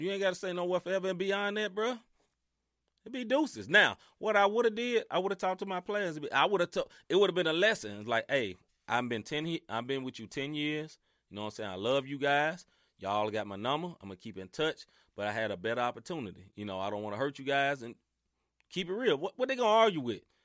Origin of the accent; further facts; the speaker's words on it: Mid-South, United States; accent: Southern; I'm from the South, literally from the South. Now, I ain't from the di-, deep, deep South, but I'm from the Mid South